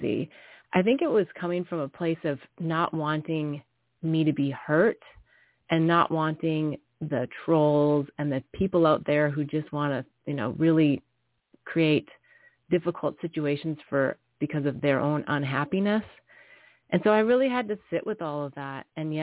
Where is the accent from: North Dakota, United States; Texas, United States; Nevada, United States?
North Dakota, United States; the Midwest of America; also born or lived in New York City / Singapore / India / Bali; now in California, United States; I grew up in the Midwest of America